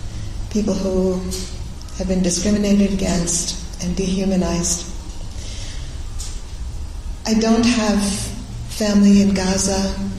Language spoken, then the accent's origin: English; Beirut, Beirut Governorate, Lebanon; moved away; also born or lived in Syria; I was actually born in Syria. Then when I was a baby, we moved to Lebanon, to Beirut, and I had my childhood